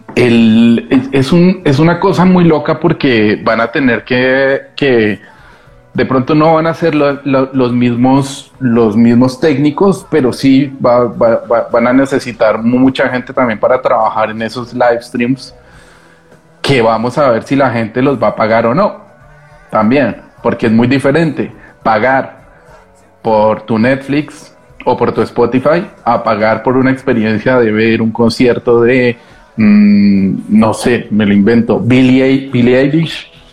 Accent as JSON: {"language": "Spanish", "region": "Bogotá", "country": "Colombia", "also_born_or_lived": "Barcelona, Spain", "accent": "cantecito colombiano", "moved": "as an adult", "lives_now": "Madrid, Spain", "said": "yo todavía me siento muy cachaco, muy rolo."}